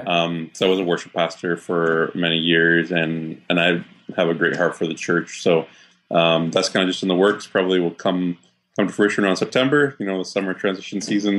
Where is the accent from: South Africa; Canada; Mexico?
Canada; Waterloo, Ontario; also born or lived in Saskatchewan / Edmonton; now in Toronto, Canada; I grew up actually in Waterloo, Ontario